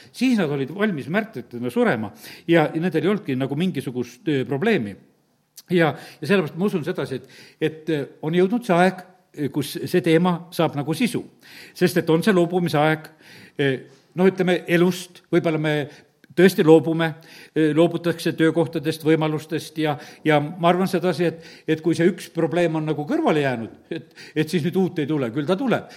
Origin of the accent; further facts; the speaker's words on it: Estonia; me oleme eestlased